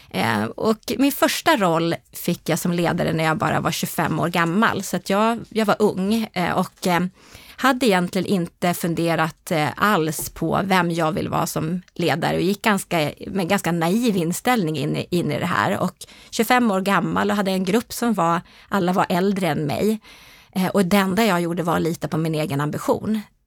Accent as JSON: {"language": "Swedish", "town": "Härnösand", "region": "Västernorrland County", "country": "Sweden", "tie": "born or raised there", "also_born_or_lived": "Ånge", "said": "Norrlandstjej. Precis som du säger eh, är jag född i Ånge men jag är faktiskt uppväxt i Härnösand."}